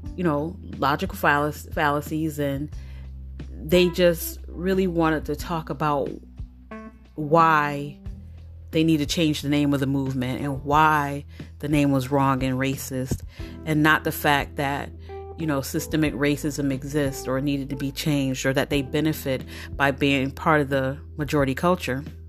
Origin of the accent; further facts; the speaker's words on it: United States; I'm familiar with American culture